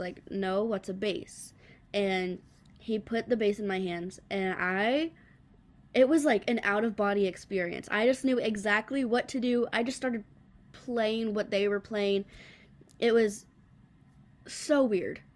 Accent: the Carolinas, United States; moved away as an adult; now in Nashville, United States; I'm actually from the Carolinas, and then as soon as I graduated high school, I was like, okay, I'm, I'm going to Music City

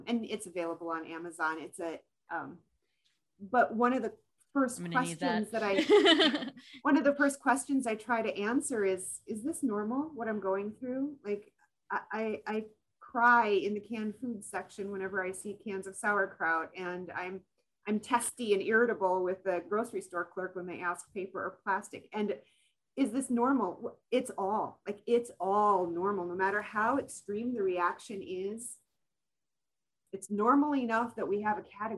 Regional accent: Minnesota, United States; accent: Minnesotan; I'm clear Minnesotan. I am so Minnesotan

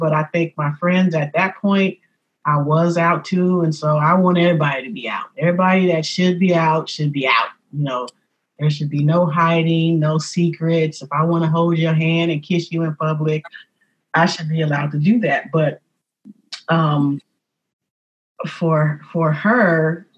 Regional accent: San Francisco, California, United States; born and raised in San Francisco, being a native of San Francisco

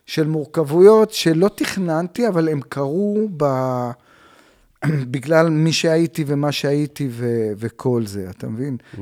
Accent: Tel Aviv, Tel Aviv District, Israel; also born or lived in Bavli, north Tel Aviv; נולדתי בדרום תל אביב, בשכונה כזאת, בקריית שלום, דרומי, הייתי כזה דרומי, ומשם עברתי לבבלי צפוני

